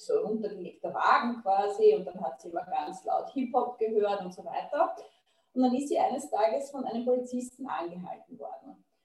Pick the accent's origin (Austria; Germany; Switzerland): Austria; als Österreicherin